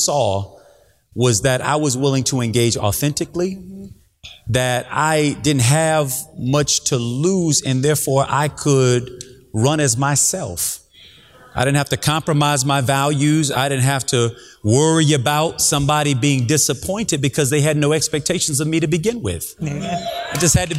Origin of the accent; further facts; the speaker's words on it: Miami, Florida, United States; also born or lived in Gainesville, Florida / Tallahassee, Florida; I grew up in Miami-Dade, was born in Miami. I finished high school in Gainesville, Florida